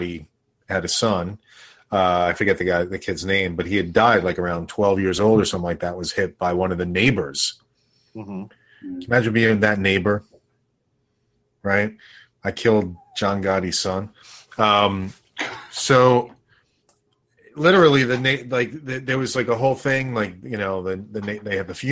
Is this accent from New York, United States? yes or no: yes; New York, United States; I'm from New York